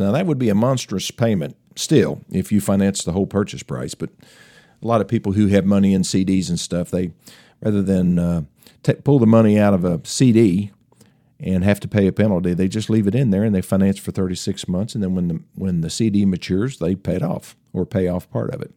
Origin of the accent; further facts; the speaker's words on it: Tennessee, United States; accent: Tennessee; my Tennessee accent